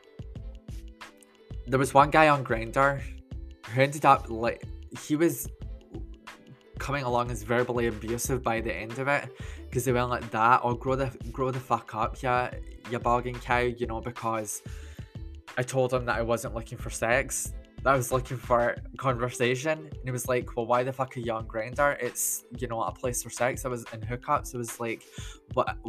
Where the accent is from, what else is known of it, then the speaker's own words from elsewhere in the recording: Scotland, United Kingdom; I'm 31, that I'm Scottish